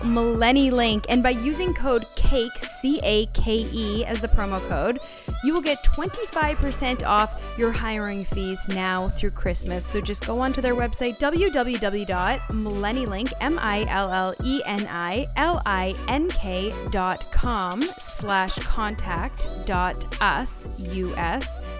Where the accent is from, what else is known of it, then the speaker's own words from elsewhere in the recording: Canada; moved away; I grew up in Canada where forty percent of the T V has to be Canadian produced.